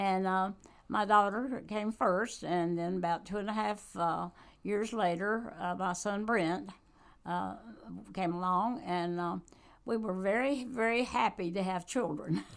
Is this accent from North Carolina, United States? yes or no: yes; Randolph County, North Carolina, United States; also born or lived in Guilford County, North Carolina; I just grew up on a farm where my dad raised wheat